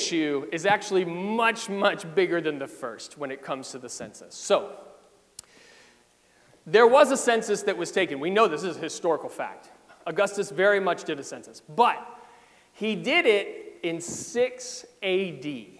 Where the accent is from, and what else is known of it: Fredericksburg, Virginia, United States; born or raised there; now in Arlington Heights, United States